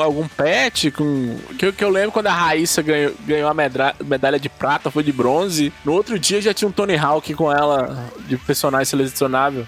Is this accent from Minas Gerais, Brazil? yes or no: yes; Monte Azul, Minas Gerais, Brazil; now in Montes Claros, Brazil; eu moro em Montes Claros e sou de Monte Azul